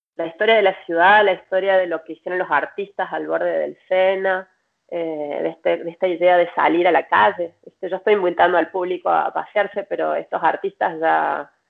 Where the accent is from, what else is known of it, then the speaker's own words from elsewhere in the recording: Córdoba, Argentina; moved away as an adult; now in Paris, France; como vengo de Córdoba, en Córdoba le decimos matijajic